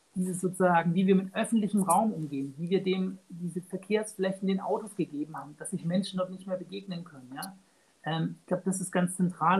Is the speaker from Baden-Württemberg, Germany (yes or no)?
yes; Baden-Württemberg, Germany; ich komme aus Baden-Württemberg, ja. Äh, ich lebe in Tübingen